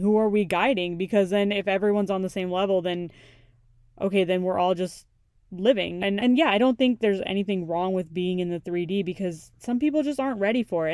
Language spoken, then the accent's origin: English; United States; my own upbringing and what I've had to deal with as a child, like growing up in America